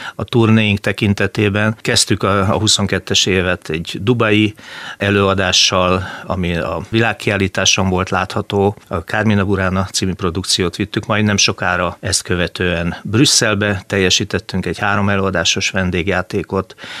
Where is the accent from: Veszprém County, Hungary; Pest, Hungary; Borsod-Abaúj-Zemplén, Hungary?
Veszprém County, Hungary; Balatonfüred; also born or lived in Győr; now in Szeged, Hungary; én eredetileg nem vagyok szegedi, tehát én Balatonfüredi születésű emberke vagyok